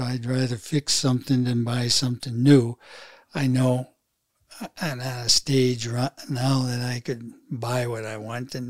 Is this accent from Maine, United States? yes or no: yes; Fort Kent, Maine, United States; also born or lived in Hartford, Connecticut; we moved into a town called Fort Kent, which is a community town of about 5,000. And there is where I grew up